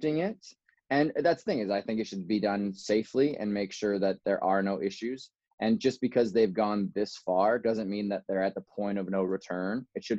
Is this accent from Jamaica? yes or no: no; Kelowna, British Columbia, Canada; I was born in a place called Kelowna. That's in British Columbia, Canada. It's kind of like wine country in Canada. It is beautiful. I grew up there until I went to northern British Columbia